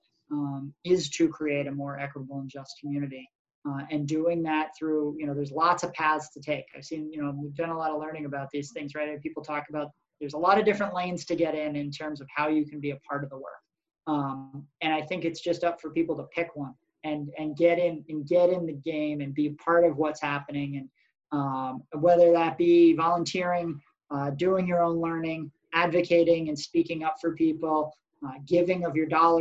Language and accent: English; Massachusetts North Shore, United States; moved away as an adult; also born or lived in Vermont; now in Burlington, United States; I was born in Vermont, but grew up down in Massachusetts, actually, on the North Shore